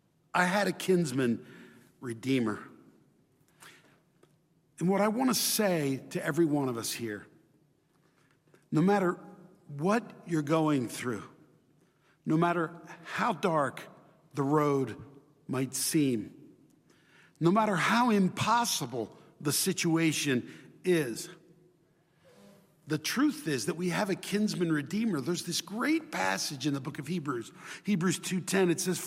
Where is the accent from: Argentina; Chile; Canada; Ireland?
Chile; My brothers and I grew up in Chile, and we went to Chilean public schools, and my mom would teach us at home.